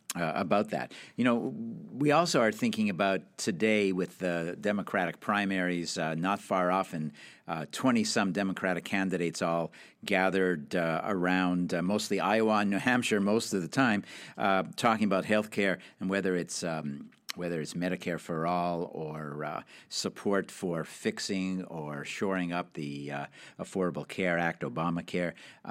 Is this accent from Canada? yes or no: yes; Canada; So you know that I'm Canadian.